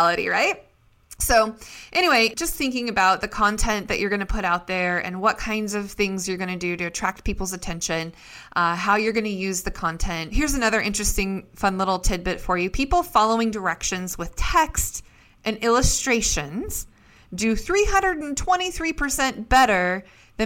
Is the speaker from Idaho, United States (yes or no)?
yes; Idaho, United States; also born or lived in Seattle, Washington; born and raised in Idaho